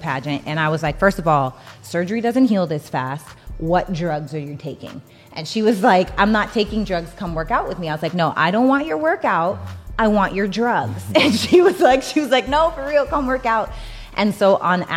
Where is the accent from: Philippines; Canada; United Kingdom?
Canada; Regina, Saskatchewan; now in Los Angeles, United States; I'm from Regina, Saskatchewan, Canada, right? So I'm from a small town in Saskatchewan, Canada. I moved to Los Angeles by myself to pursue acting.